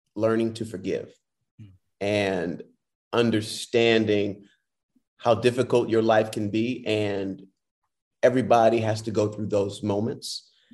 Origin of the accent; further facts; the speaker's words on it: Detroit, Michigan, United States; I'm from Detroit, and that's where I started actually in theater